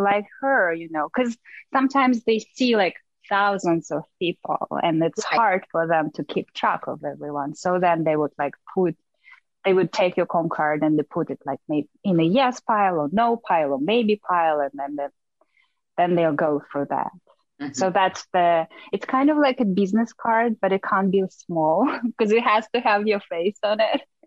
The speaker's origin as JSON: {"language": "English", "country": "Russia", "tie": "born or raised there", "also_born_or_lived": "New York", "moved": "as an adult", "said": "I grew up in Russia, but I obviously have a very Asian look"}